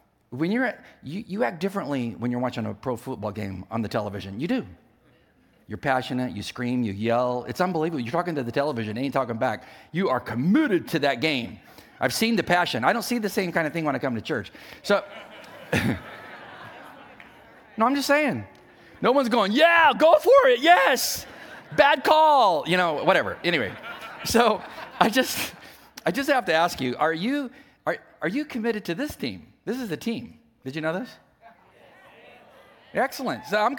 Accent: California, United States; I didn't know people from the East Coast because I was from the West Coast.

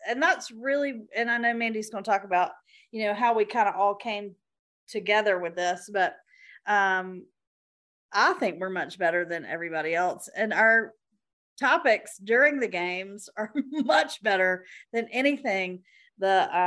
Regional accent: Macon, Georgia, United States; I love growing up in Macon

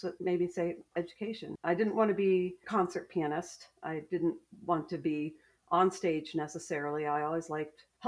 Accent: State College, Pennsylvania, United States; moved away as an adult; now in Greenville, United States; I grew up in State College

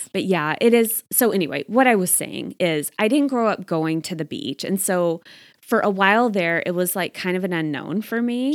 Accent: Texas, United States; now in Arizona, United States; I grew up in Texas

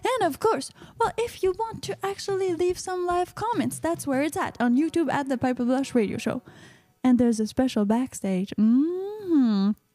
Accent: Quebec, Canada; I'm from Quebecois origins

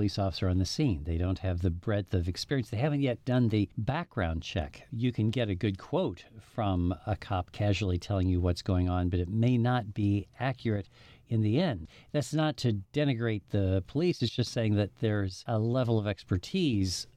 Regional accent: South Dakota, United States; moved away; also born or lived in New York; my home state of South Dakota

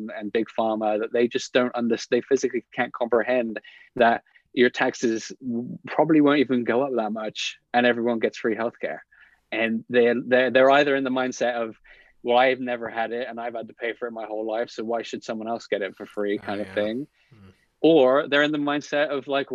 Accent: England, United Kingdom; moved away as an adult; also born or lived in London; now in Los Angeles, United States; I'm English

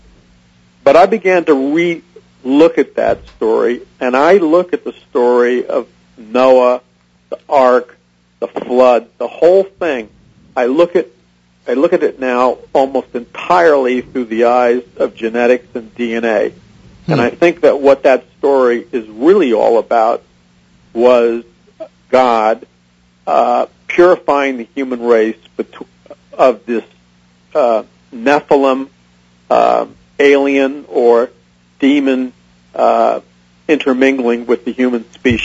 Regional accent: New York City, New York, United States; I was raised an atheist in New York City

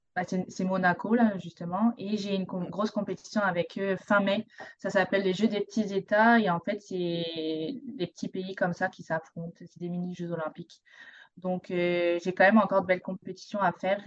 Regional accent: Provence-Alpes-Côte d'Azur, France; moved away as an adult; now in Montreal, Canada; je suis française, donc je viens de la Côte d'Azur, le sud de la France.

